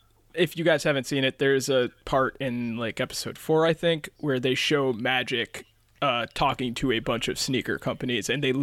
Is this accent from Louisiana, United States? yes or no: no; Chicago, Illinois, United States; I was in Chicago, so this was a very huge part of my childhood.